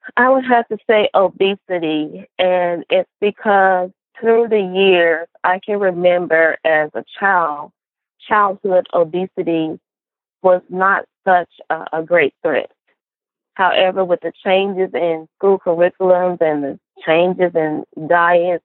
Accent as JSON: {"language": "English", "town": "Cleveland", "region": "Mississippi", "country": "United States", "tie": "born or raised there", "said": "I am a Southern girl at heart, born and raised in Cleveland, Mississippi, which is a small Delta town"}